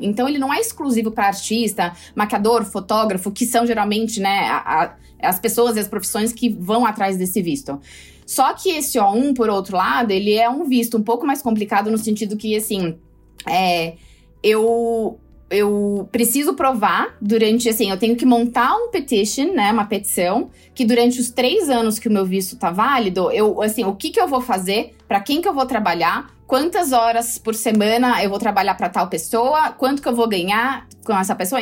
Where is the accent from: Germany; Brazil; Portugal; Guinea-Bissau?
Brazil; eu sou brasileira